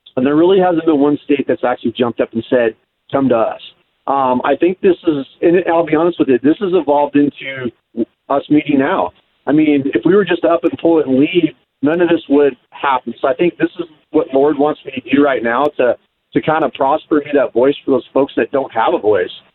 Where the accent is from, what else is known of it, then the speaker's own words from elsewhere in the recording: Keller, Texas, United States; now in Washington, United States; I grew up in Keller, Texas, not too far from y'all